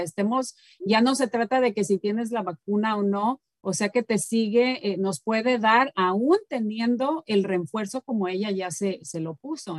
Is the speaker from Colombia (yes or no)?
no; Mexico; moved away; nosotros en México tenemos obviamente muchas de las tradiciones de España